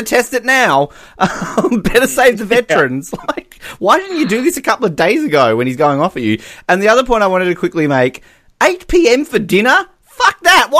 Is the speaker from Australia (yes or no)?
yes; Australia; I'm Australian